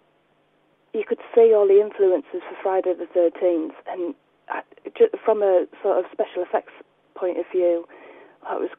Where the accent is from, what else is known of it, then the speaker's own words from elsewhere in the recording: United Kingdom; I'm too British for all this kind of stuff